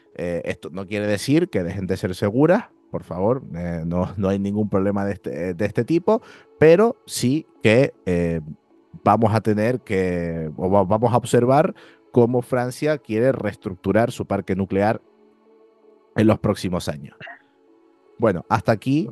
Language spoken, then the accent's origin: Spanish; Spain; nosotros los españoles